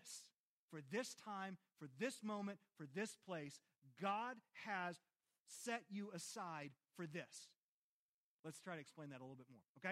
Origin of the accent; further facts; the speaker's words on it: Christiansburg, Virginia, United States; I am Christiansburg, born and raised.